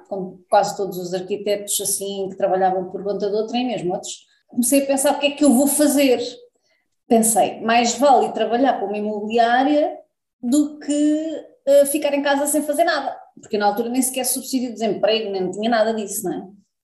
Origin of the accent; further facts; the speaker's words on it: Lisbon, Portugal; moved away as an adult; now in Algarve, Portugal; Eu nasci em Lisboa, depois vim para o Algarve